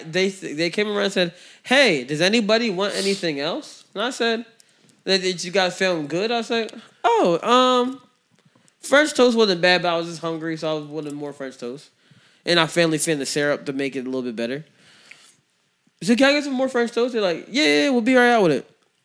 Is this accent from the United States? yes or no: no; Jamaica; I'm a Jamaican, so I mean, stuff like that.